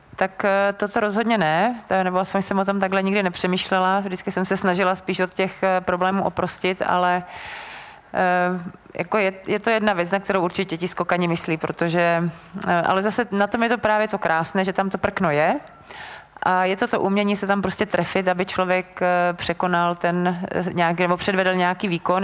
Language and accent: Czech; Brno, South Moravian Region, Czechia; jsem vlastně z Brna